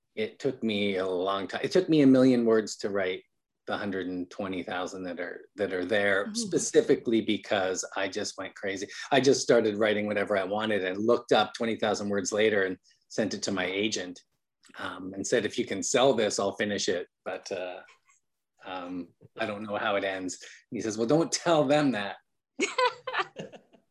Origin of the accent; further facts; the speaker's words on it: Calgary, Alberta, Canada; moved away as an adult; also born or lived in Vancouver, Canada; now in United States; And I'm from Calgary, Alberta, Canada.